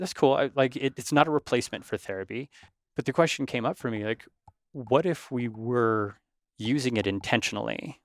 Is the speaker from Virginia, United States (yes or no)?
no; Northern California, United States; growing up in Northern California